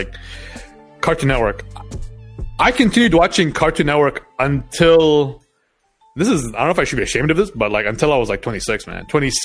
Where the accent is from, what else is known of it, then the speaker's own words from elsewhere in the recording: Doha, Qatar; also born or lived in Montreal, Canada; basically my whole life was in Doha